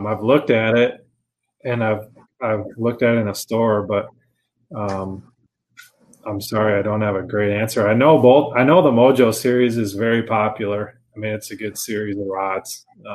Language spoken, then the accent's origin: English; Eagan, Minnesota, United States; moved away as an adult; now in Hudson, United States; I grew up in Eagan, and now I live in Hudson.